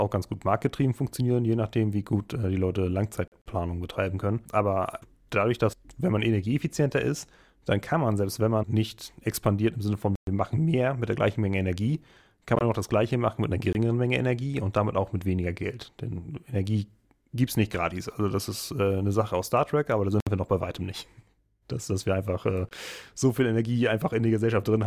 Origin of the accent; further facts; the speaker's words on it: Schleswig-Holstein, Germany; Also das kennt man als Schleswig-Holsteiner, wenn man hin und wieder äh, die dänischen Bahnen benutzt.